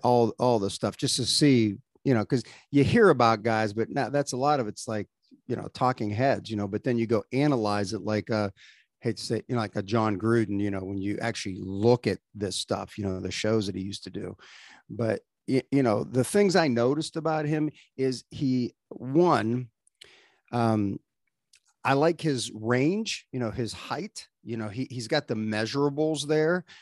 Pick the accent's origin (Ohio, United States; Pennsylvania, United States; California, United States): Ohio, United States; moved away as an adult; also born or lived in Manhattan, Kansas; I'm from Ohio originally